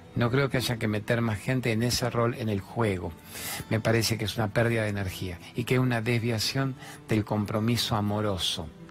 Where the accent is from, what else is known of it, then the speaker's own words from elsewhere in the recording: Rosario, Santa Fe, Argentina; yo soy de Rosario